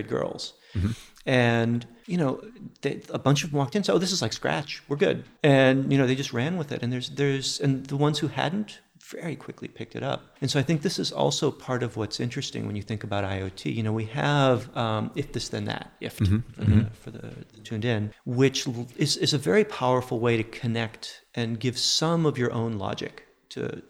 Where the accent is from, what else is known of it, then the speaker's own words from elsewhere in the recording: outside of Boston, Massachusetts, United States; moved away; also born or lived in Silicon Valley; I grew up outside of Boston back when Digital Equipment Corporation was a big deal